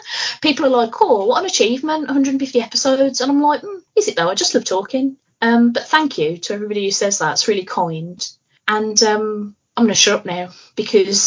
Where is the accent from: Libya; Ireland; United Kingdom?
United Kingdom; I'm very British